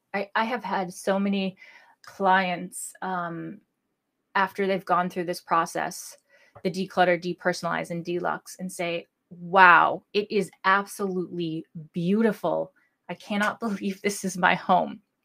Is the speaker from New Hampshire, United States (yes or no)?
yes; New Hampshire, United States; I'm licensed in my home state of New Hampshire